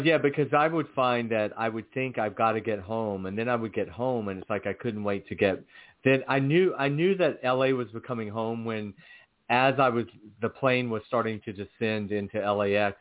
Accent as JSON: {"language": "English", "town": "Athens", "region": "Georgia", "country": "United States", "also_born_or_lived": "Atlanta, Georgia", "moved": "yes", "said": "I'm from Athens, Georgia, and I I lived in Atlanta."}